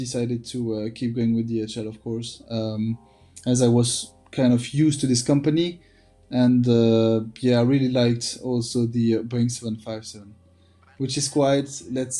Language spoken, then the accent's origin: English; Belgium; Born and raised in Belgium